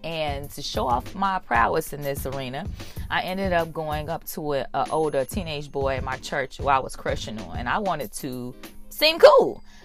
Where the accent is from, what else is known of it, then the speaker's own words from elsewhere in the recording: Chicago, Illinois, United States; I'm from Chicago